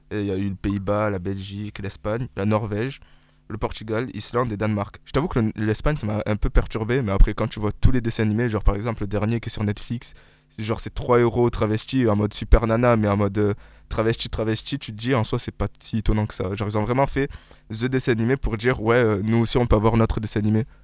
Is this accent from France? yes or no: yes; France; on est français